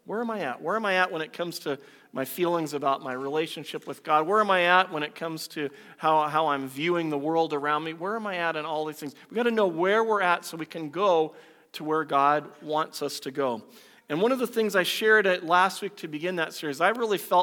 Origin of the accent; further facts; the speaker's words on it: United States; moved away as an adult; now in Canada; I was born in the U.S.